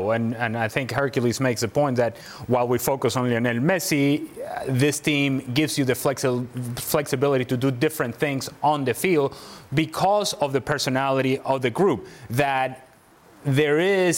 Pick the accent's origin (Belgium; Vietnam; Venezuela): Venezuela; I am from Venezuela.